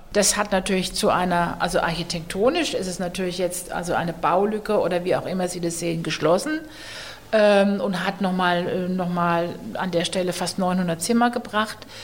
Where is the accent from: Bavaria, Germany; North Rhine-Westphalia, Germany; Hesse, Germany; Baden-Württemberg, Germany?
Baden-Württemberg, Germany; Heidelberg; moved away as an adult; now in Nuremberg, Germany; für mich aus Heidelberg kommend